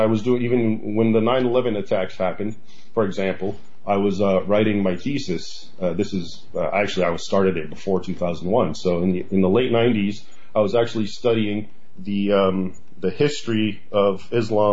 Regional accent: United States; I was born here actually in the United States, but my parents came here from Egypt

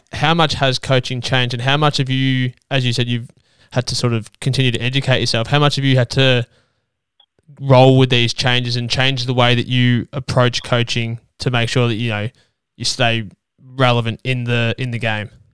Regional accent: Ballarat, Victoria, Australia; as a kid growing up in Ballarat

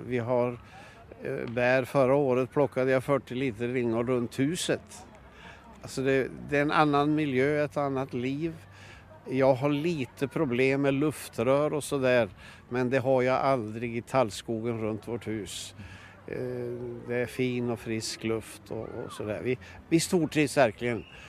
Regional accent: Bollnäs, Gävleborg County, Sweden; also born or lived in Norrköping / Gothenburg / Trollhättan / Värnamo; now in Sveg, Sweden; jag är uppvuxen i Bollnäs

